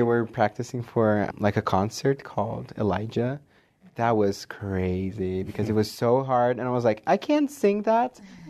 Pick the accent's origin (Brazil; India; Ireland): Brazil; I am also from Brazil.